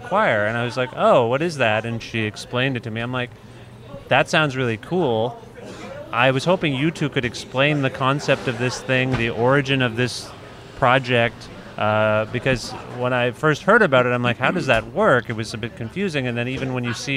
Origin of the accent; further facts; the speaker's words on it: Guelph, Ontario, Canada; I'm not from Toronto. I'm from Guelph